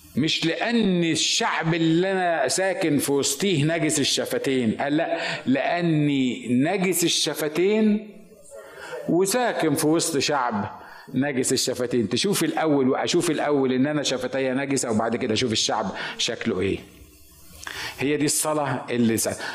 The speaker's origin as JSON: {"language": "Arabic", "country": "Egypt", "moved": "yes", "said": "عندنا في مصر"}